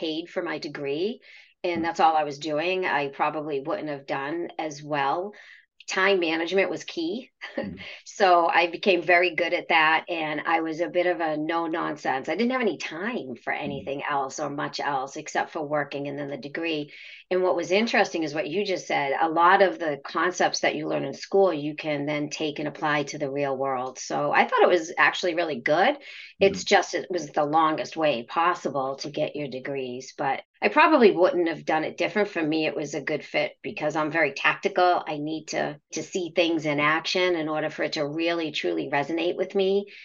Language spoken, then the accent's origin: English; between Boston and Salem, Massachusetts, United States; I grew up in a big city, a little bit outside of Boston, actually right in the middle of Boston, Massachusetts, and the witch city of Salem, Massachusetts